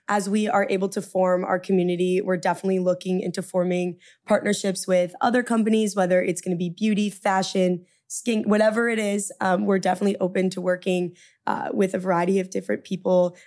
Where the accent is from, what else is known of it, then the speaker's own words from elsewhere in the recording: Orange County, California, United States; moved away as an adult; also born or lived in Midwest; now in New York, United States; where I grew up in Orange County